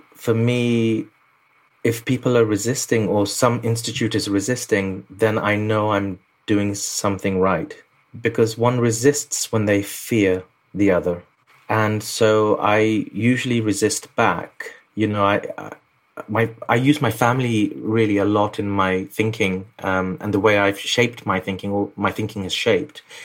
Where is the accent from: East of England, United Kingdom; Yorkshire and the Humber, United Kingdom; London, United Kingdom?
London, United Kingdom; I was born in London, but they just lived through a war. It was called East Pakistan, and then it was the war happened, and then it formed Bangladesh in '71. I was born in '74. So I grew up South London